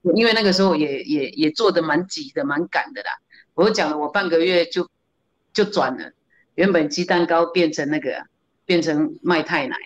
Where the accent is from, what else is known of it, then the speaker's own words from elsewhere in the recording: Kaohsiung, Taiwan; moved away as an adult; now in Taipei, Taiwan; 我是高雄人